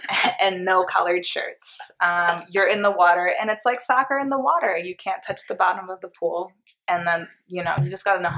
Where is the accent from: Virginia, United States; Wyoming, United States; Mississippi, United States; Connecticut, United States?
Connecticut, United States; Greenwich; That's why I hate saying I'm from Greenwich.